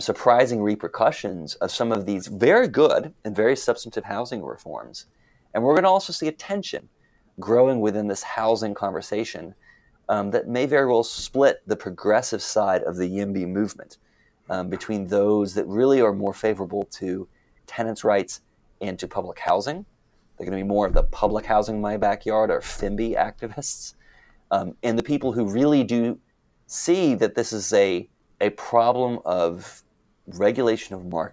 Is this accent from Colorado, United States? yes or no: no; Arlington, Texas, United States; I grew up in North Texas, and I know from growing up in Arlington, Texas specifically